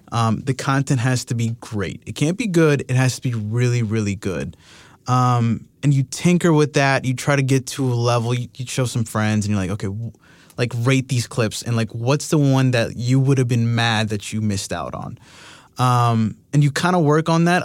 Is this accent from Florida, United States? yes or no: yes; Miami, Florida, United States; I'm from Miami.